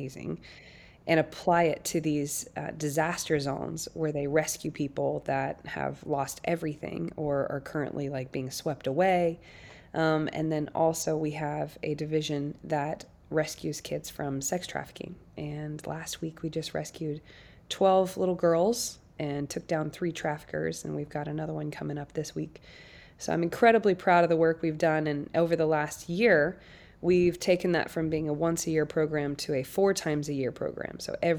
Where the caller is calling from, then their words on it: Nashville, Tennessee, United States; I'm calling in from Nashville, Tennessee today.